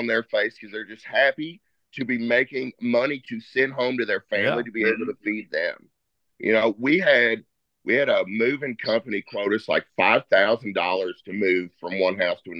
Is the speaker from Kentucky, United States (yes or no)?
yes; Versailles, Kentucky, United States; also born or lived in Elizabethtown, Kentucky; I grew up in Versailles, Kentucky